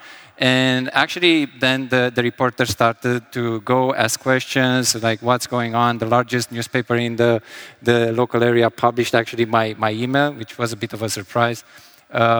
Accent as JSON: {"language": "English", "town": "Sibiu", "region": "Sibiu County", "country": "Romania", "second_language": "English", "said": "in Sibiu, Romania, from there originally."}